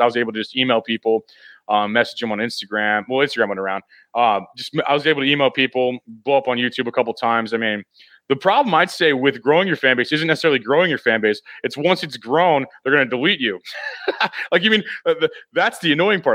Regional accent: Missouri, United States; i'm from missouri so i mean this is my strong like kind of like like where i live you know like my hometown area

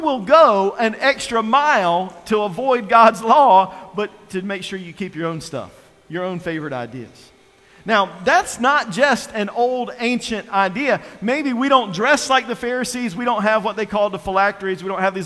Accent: North Carolina, United States; also born or lived in Virginia; I was born and raised in North Carolina

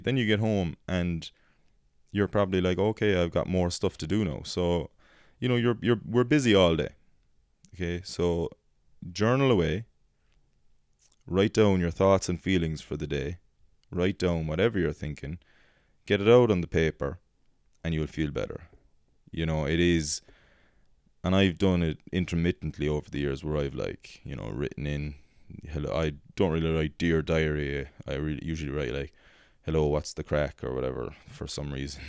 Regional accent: Ireland; also born or lived in United States; as Irish people were a cynical race

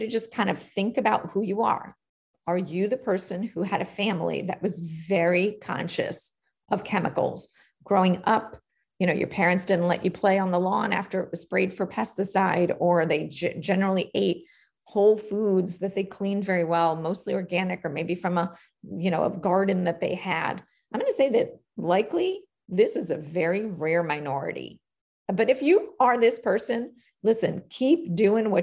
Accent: New York City, New York, United States; I was born and raised in Queens, New York

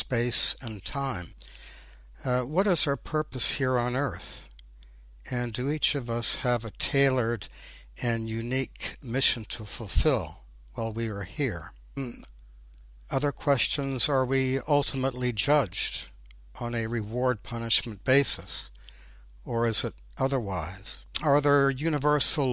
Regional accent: Ontario, Canada; moved away as an adult; I was born in Ontario, Canada, and I spent my first 30 years there

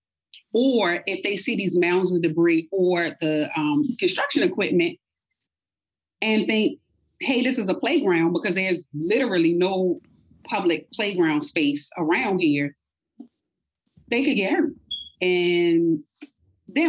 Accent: Baltimore, Maryland, United States; also born or lived in Washington, D.C.; We moved to Baltimore when I was about three. I was raised in Baltimore County, primarily in Essex and Parkville

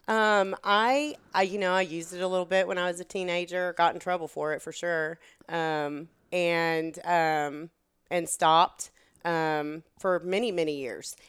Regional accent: Texas, United States; accent: Texan; moved away as an adult; now in Hillsboro, United States; I grew up in Texas and I moved here. I was twenty-three years old

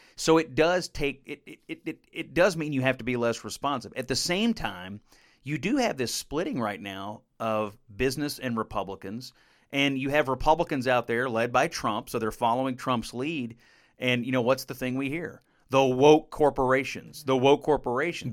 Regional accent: Western Kentucky, United States; I come from the Western Kentucky, not too far from Missouri, where they say Missouri, so I'll, I'll call it Missouri

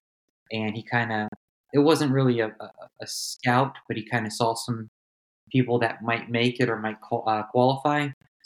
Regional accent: Virginia, United States; also born or lived in Germany; I grew up in Northern Virginia, bounced between Northern Virginia and Germany

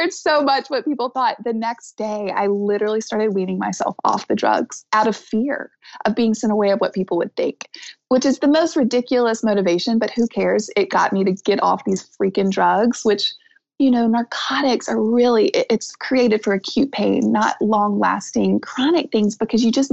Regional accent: the South, United States; I'm from the South

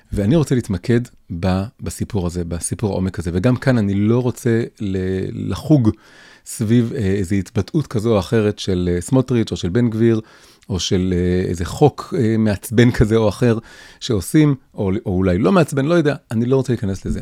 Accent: Tel Aviv, Tel Aviv District, Israel; also born or lived in Jerusalem; נולדתי וגדלתי בתל אביב, בלב השמאל החילוני

